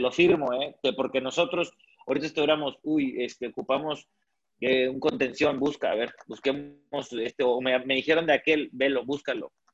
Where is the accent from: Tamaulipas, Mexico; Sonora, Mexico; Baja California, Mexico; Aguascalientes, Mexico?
Tamaulipas, Mexico; Ciudad Victoria; yo soy de Ciudad Victoria